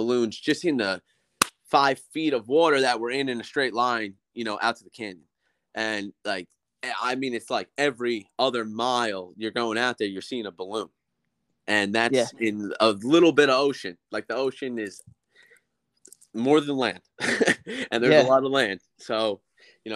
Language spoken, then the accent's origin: English; New Jersey, United States; we're from New Jersey